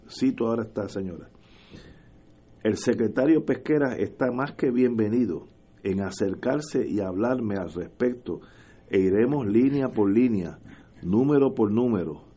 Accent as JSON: {"language": "Spanish", "country": "Puerto Rico", "said": "uno es puertorriqueño"}